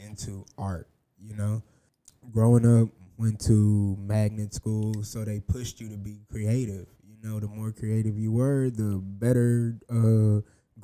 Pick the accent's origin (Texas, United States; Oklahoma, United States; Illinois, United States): Texas, United States; Houston; I'm originally from Houston.